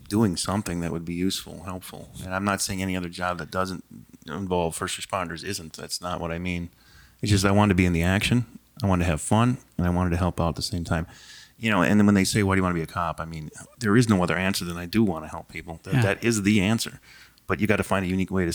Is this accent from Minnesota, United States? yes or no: yes; Hastings, Minnesota, United States; I grew up in Hastings